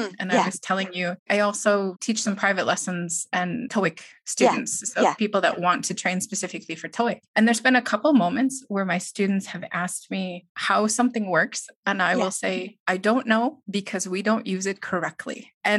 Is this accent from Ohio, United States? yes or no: no; Wisconsin, United States; Well, in Wisconsin, we say things like, well, yeah, no.